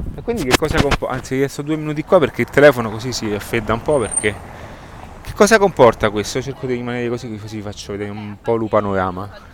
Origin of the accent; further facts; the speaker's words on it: Rome, Lazio, Italy; io sono di Roma